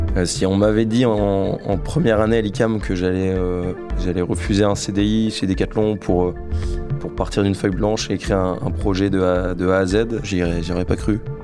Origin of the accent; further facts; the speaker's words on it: Lille, Hauts-de-France, France; j'ai 26 ans, je suis originaire de Lille.